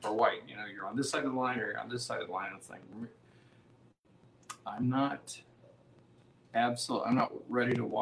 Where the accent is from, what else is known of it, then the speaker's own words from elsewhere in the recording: Midwest, United States; moved away; We come from the Midwest, and our experience with police in our little town from the Midwest was completely different than what it is here.